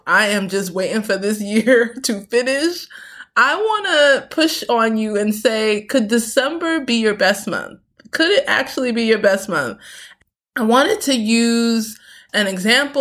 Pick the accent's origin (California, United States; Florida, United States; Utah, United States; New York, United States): New York, United States; New York City; also born or lived in Queens; I grew up in Brooklyn, concrete